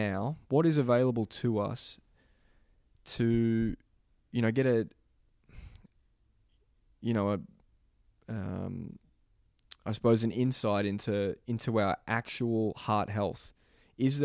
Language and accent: English; Melbourne, Victoria, Australia; moved away; also born or lived in Boston; my hometown in Melbourne